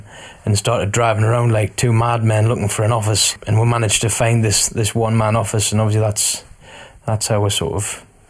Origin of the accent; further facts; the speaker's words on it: Newcastle upon Tyne, North East England, United Kingdom; Me being a Geordie